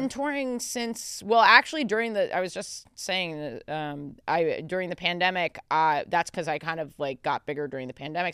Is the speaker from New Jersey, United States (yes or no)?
no; New York City, New York, United States; I'm a native New Yorker